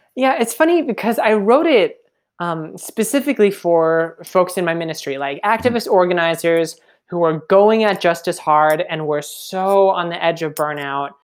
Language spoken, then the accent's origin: English; Minnesota, United States; moved away as an adult; I am Minnesota, born and raised